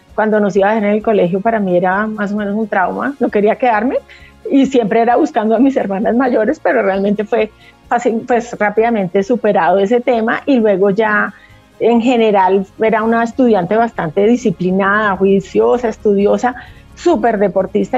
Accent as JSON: {"language": "Spanish", "region": "Huila", "country": "Colombia", "said": "como somos del Huila, teníamos una finca ganadera y cultivábamos arroz"}